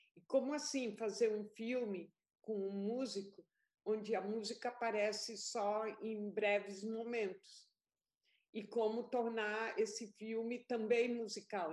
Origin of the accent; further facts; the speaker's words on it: Colombia; now in Brazil; eu fui para a Colômbia, porque eu sou colombiana também.